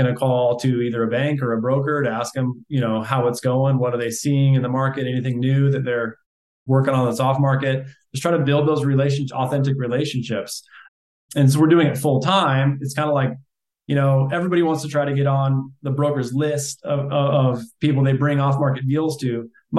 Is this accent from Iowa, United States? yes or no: yes; Iowa, United States; Iowa originally. Yeah. I like Des Moines, Iowa. I went to college 30 minutes north of Des Moines. Still have family there.